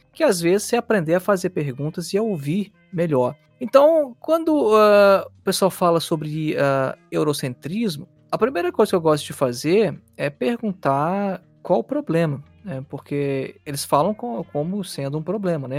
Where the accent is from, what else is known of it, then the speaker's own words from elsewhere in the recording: Belo Horizonte, Minas Gerais, Brazil; now in Nuremberg, Germany; do Brasil, sou de Belo Horizonte